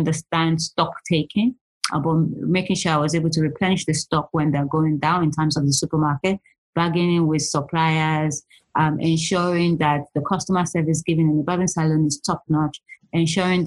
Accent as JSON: {"language": "English", "country": "Nigeria", "tie": "born or raised there", "also_born_or_lived": "London, United Kingdom", "moved": "as an adult", "lives_now": "United Kingdom", "said": "I'm originally from Nigeria. I pretty much did all my adult, pretty much young and adult age in Nigeria. I left Nigeria when I was 21."}